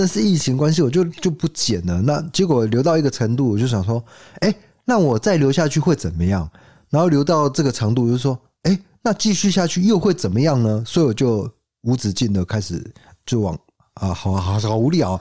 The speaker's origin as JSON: {"language": "Chinese", "region": "Kaohsiung", "country": "Taiwan", "said": "我们高雄人"}